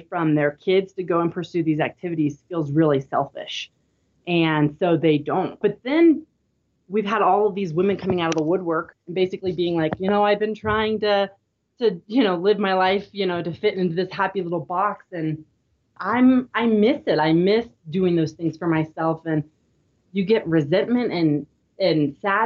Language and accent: English; Midwest, United States; now in Utah, United States; I grew up in the Midwest